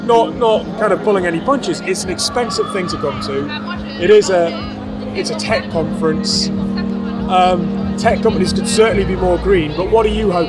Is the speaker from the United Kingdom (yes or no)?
yes; United Kingdom; I'm being particularly British and not being able to pronounce names.